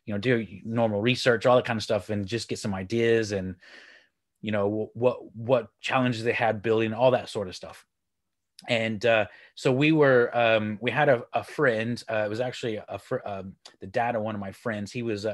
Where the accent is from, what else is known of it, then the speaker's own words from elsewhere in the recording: Texas, United States; now in United Kingdom; So I'm from Texas, but I live here in the UK up in the north.